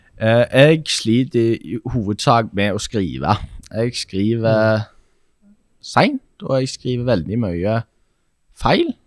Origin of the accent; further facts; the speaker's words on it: Sandnes, Rogaland, Norway; moved away as an adult; now in Hamar, Norway; Jeg er født og oppvokst